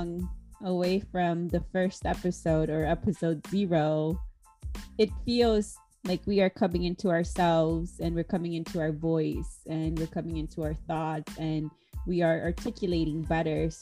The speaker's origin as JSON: {"language": "English", "town": "Chicago", "region": "Illinois", "country": "United States", "said": "we're both from Chicago."}